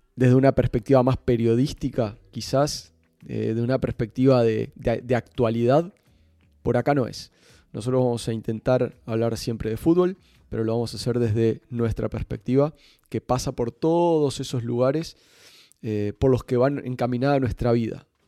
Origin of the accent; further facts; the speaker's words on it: Montevideo, Uruguay; moved away as an adult; now in Barcelona, Spain; soy uruguayo, Nací hace 40 años en la ciudad de Montevideo, pero desde hace desde el 2005 que vivo en Barcelona